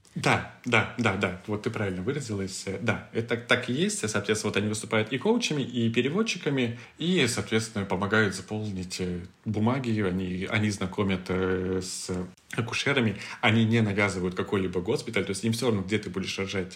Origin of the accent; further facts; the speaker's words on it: Moscow, Russia; moved away as an adult; also born or lived in Istanbul, Turkey; мы из России, мы из Москвы